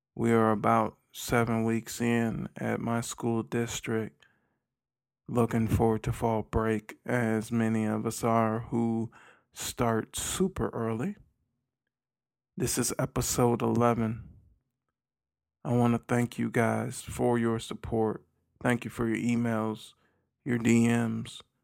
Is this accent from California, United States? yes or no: no; Milwaukee, Wisconsin, United States; now in Millington, United States; I'm actually originally from Milwaukee, Midwest